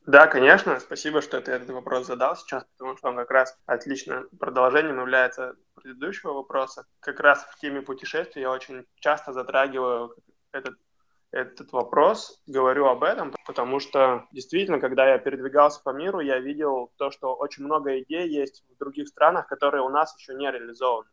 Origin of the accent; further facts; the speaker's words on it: Khabarovsk, Khabarovsk Krai, Russia; я сам из Хабаровска